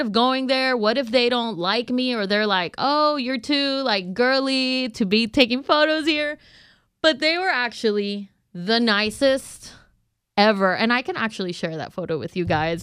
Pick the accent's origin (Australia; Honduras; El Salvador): Honduras; moved away as an adult; now in Houston, United States; I am from Honduras